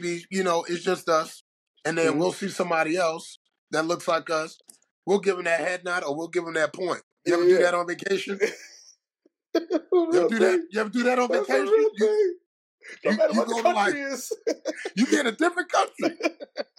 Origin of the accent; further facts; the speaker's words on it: New York City, New York, United States; growing up in Harlem